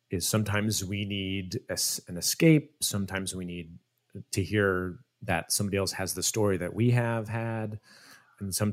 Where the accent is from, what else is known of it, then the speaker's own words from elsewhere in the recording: Iowa, United States; the cast was in was in Des Moines that I wanted to treat them well, have a good experience in in my home state